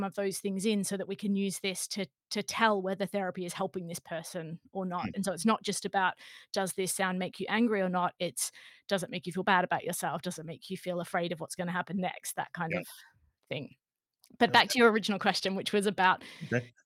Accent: Australia; now in England, United Kingdom; I'm actually Australian by background, by birth. I grew up in Australia.

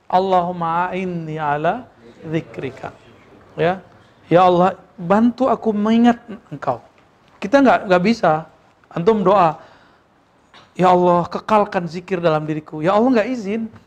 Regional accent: West Sumatra, Indonesia; Dan walaupun dia orang Minang, saya orang Minang, saya nggak ngomong bahasa kecuali bahasa Arab sama dia dulu sama Musa nih.

